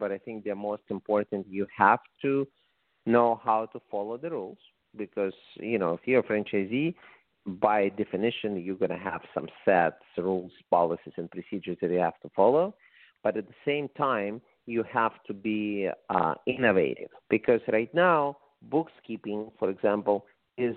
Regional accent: Russia; English is a second language; moved away as an adult; also born or lived in San Diego, California; now in Las Vegas, United States; when I moved to the United States from Russia, as you can probably say from my accent 28 years ago

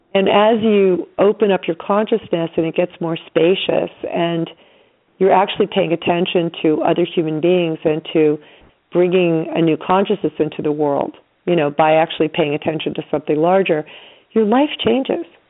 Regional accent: New York, United States; I'm from New York

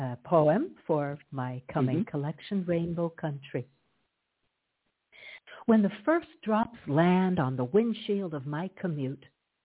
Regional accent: Toronto, Ontario, Canada; also born or lived in Hartford, Connecticut, United States; I was born in Hartford, Connecticut, the insurance city, and I was raised in Canada, in Toronto.

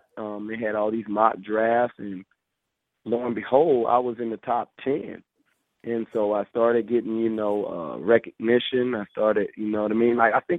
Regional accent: Fort Lauderdale, Florida, United States; a hotel room in Fort Lauderdale in my hometown

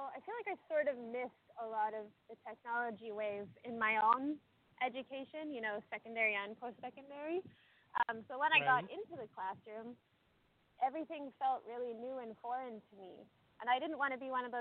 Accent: Regina, Saskatchewan, Canada; I grew up in a town called Regina.

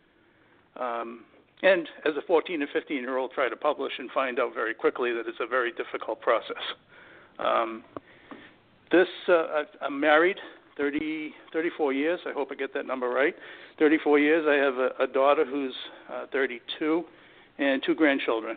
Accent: Massachusetts, United States; I grew up in Massachusetts entirely

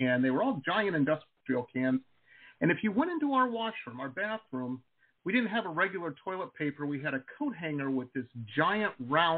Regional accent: Detroit, Michigan, United States; I grew up in Metro Detroit, and this is back in the 80s

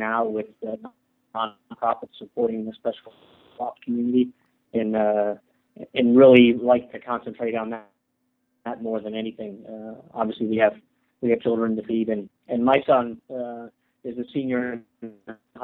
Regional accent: Connecticut, United States; also born or lived in Oklahoma; But I grew up with Carmen Drake, who later became Carmen Gordon. So the next generation. You know, Carmen and I went to school together in Connecticut

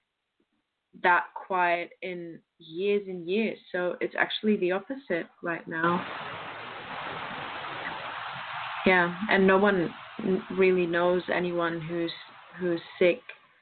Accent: Bielefeld, North Rhine-Westphalia, Germany; we have some close friends and family who work in the hospitals here in my hometown, which is Bielefeld.

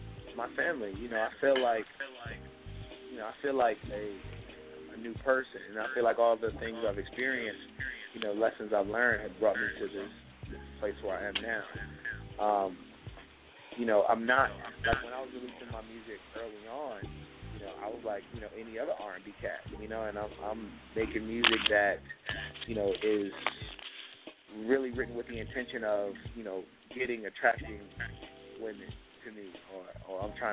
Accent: Richmond, Virginia, United States; because I promote events in my hometown, Richmond, VA.

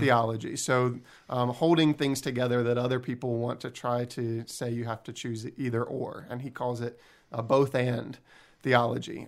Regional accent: New Jersey, United States; now in Canton, United States; my hometown in New Jersey

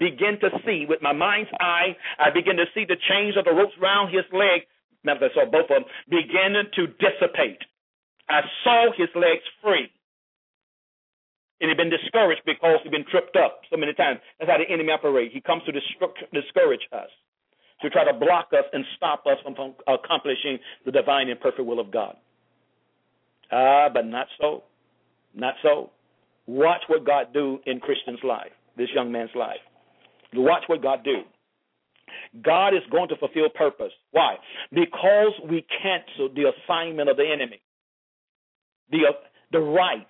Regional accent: St. Petersburg, Florida, United States; now in Miami, United States; I'm originally from St. Petersburg, Florida, living in Miami

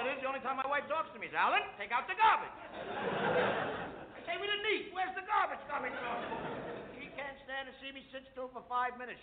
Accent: New York City, New York, United States; I come from the Lower East Side of New York

